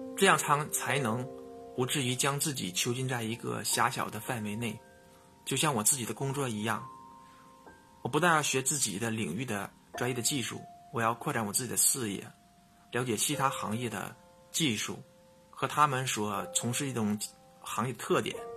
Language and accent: Chinese; northern China, China; 作为北方人的我